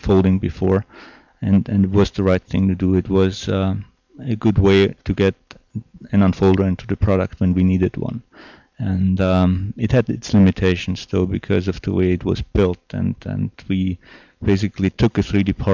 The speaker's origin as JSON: {"language": "English", "country": "Austria", "also_born_or_lived": "San Diego, United States / Portland, United States", "second_language": "English", "moved": "as an adult", "lives_now": "United States", "said": "I'm originally from Austria, and I had the great opportunity to move to the United States"}